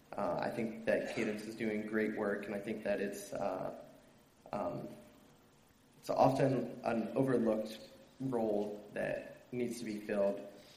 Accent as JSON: {"language": "English", "town": "Stuttgart", "region": "Baden-Württemberg", "country": "Germany", "tie": "born or raised there", "said": "I grew up in Stuttgart, Germany as a military kid. I was there for about 9 years."}